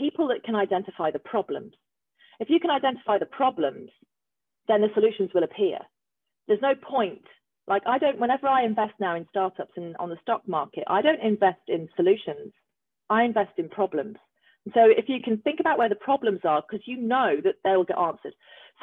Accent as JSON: {"language": "English", "country": "Australia", "said": "an Australian person"}